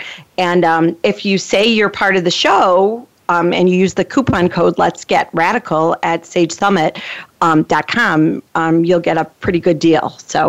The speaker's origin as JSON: {"language": "English", "town": "Chicago", "region": "Illinois", "country": "United States", "tie": "born or raised there", "moved": "yes", "said": "it just so happens to be in Chicago, which is my hometown"}